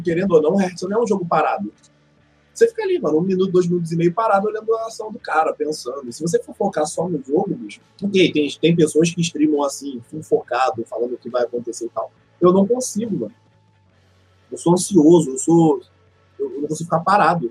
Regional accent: Rio de Janeiro, Brazil; Sou do Rio

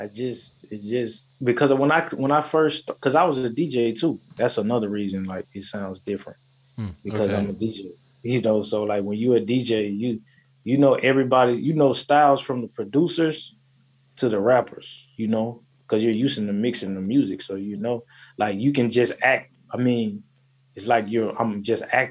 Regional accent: Tennessee, United States; I'm from Tennessee

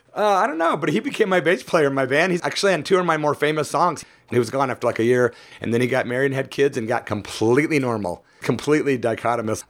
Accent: Peoria, Illinois, United States; I'm from Peoria, Illinois. I started doing punk rock there in 1983

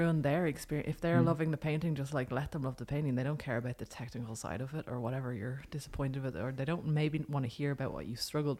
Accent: Ireland; also born or lived in Bergen; now in Norway; because I'm Irish and we hate silences

